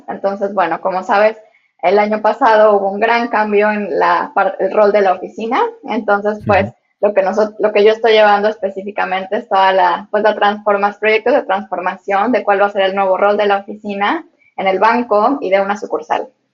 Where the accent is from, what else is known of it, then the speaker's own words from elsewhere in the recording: Mexico; now in Hong Kong; Yo soy de México